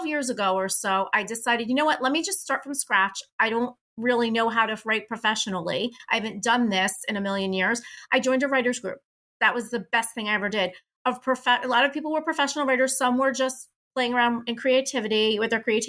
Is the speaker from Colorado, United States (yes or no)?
no; Hoboken, New Jersey, United States; I was born and raised in Hoboken, New Jersey, where Frank Sinatra's from